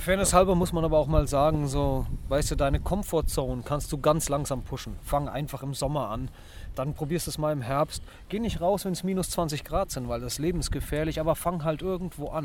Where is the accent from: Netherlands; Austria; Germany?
Netherlands; bei uns in Holland